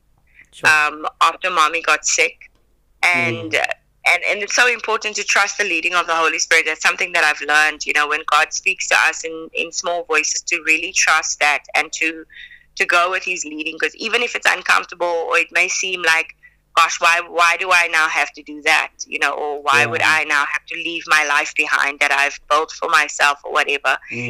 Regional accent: South Africa; accent: South African; But I was very adamant about not losing my South African accent, which I think is a choice.

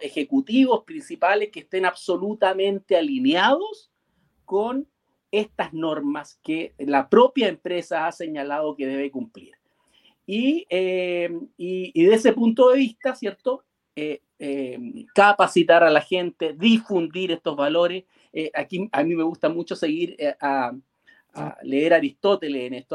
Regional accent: Chile; yo soy chileno

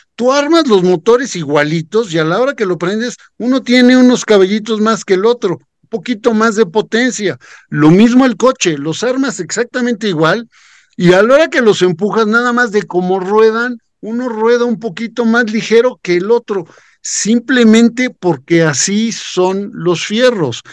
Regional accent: Mexico

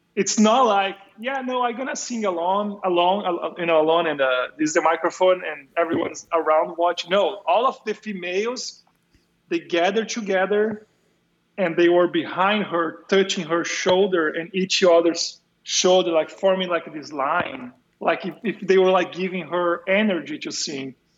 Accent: São Paulo, Brazil; moved away; São Paulo. I'm from São Paulo.

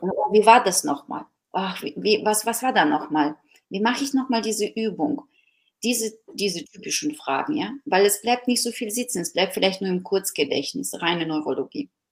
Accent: Ukraine; now in Germany; ich bin gebürtige Ukrainerin, die schon sehr lange in Deutschland lebt

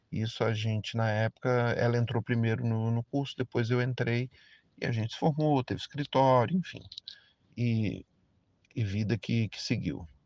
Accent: Brasília, Federal District, Brazil; é, tenho 53 anos, é, sou de Brasília, nascido e criado.

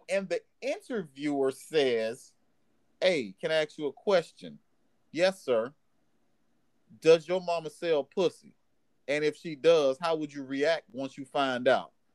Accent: Miami, Florida, United States; we're from Miami.

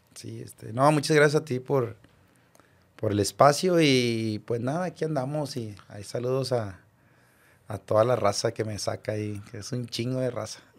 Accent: Monterrey, Nuevo León, Mexico; yo como rayado y como regio y como de barrio

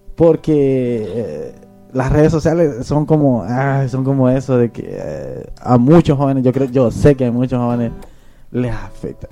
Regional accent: Honduras; moved away; en mi país, en Honduras

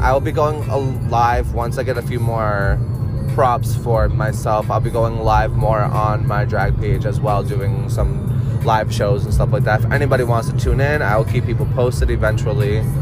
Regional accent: Worcester, Massachusetts, United States; I'm originally from Massachusetts. I grew up in Worcester

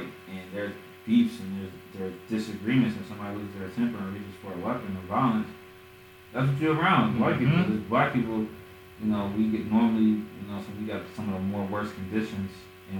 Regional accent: Chicago, Illinois, United States; We're from Chicago.

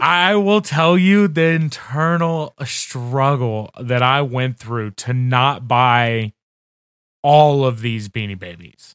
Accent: Indiana, United States; moved away; I'm originally from Indiana

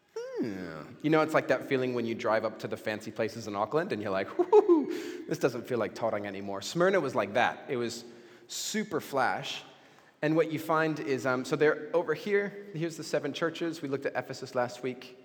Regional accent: Mexico; when I was 16, uh, growing up in Mexico

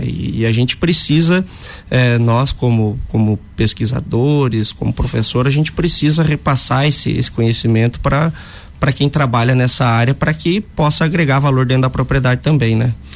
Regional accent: Lages, Santa Catarina, Brazil; eu sou natural de Lages

